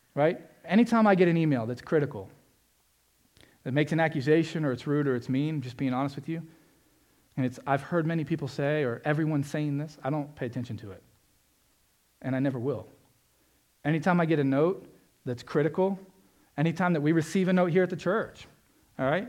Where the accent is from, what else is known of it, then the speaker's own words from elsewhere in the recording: Florida, United States; I grew up in Florida